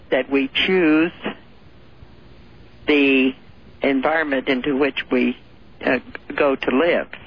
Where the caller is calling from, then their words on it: California, United States; I'm calling from California.